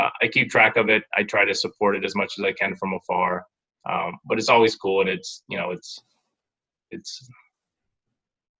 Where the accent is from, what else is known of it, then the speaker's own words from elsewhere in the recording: Kailua, Hawaii, United States; moved away; I grew up in Kailua, I took it back to the Kailua Rec Center where, you know, grew up playing basketball